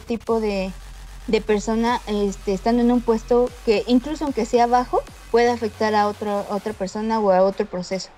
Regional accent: Mexico; para que esto no nos siga manchando como mexicanos

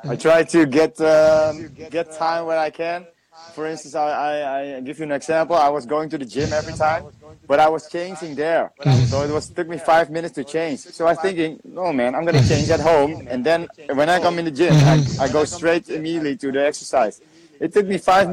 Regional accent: Indonesia

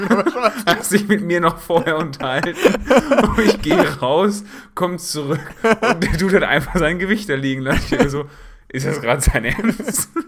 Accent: Gelsenkirchen, North Rhine-Westphalia, Germany; Bruder, ich komme aus Gelsenkirchen.

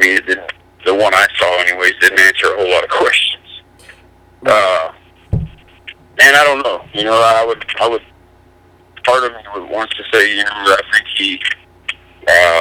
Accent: New Mexico, United States; I'm from New Mexico, about an hour south of Roswell.

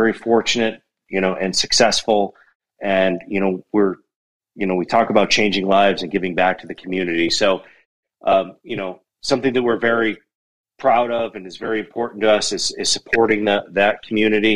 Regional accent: Buffalo, New York, United States; now in Bozeman, United States; I live in Bozeman, Montana now, but I'm originally from Buffalo, New York

